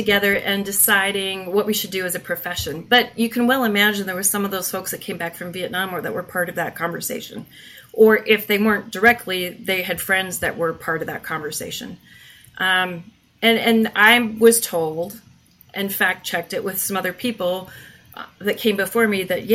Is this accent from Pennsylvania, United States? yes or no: no; Minnesota, United States; moved away as an adult; I'm from Minnesota originally